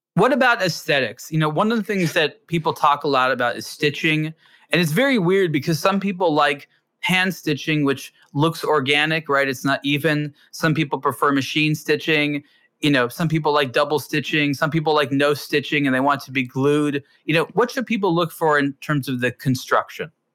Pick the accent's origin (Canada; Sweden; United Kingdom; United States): United States; California; growing up in California